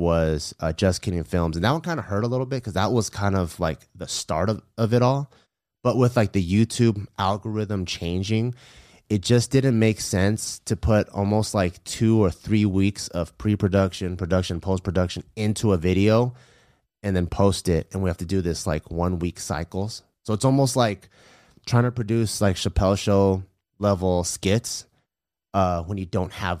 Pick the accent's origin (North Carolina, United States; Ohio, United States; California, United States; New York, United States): California, United States; Los Angeles; I grew up in LA, okay, but in the San Gabriel Valley.